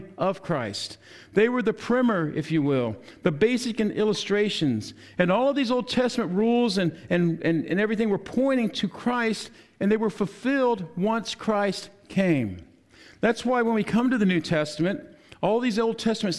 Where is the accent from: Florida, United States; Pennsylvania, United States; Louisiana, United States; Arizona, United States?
Louisiana, United States; New Orleans; I was born in New Orleans